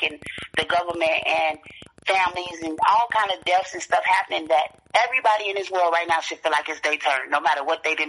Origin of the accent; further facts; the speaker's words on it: Gary, Indiana, United States; also born or lived in Chicago, Illinois; now in Fayetteville, North Carolina, United States; I was born and raised in Gary, Indiana